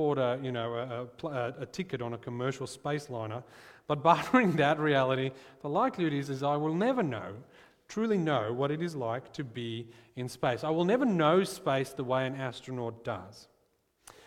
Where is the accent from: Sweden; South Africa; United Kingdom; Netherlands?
South Africa; I'm from South Africa, and the world where I grew up, I knew that my hopes of becoming an astronaut were essentially as likely as zero. And so, growing up in South Africa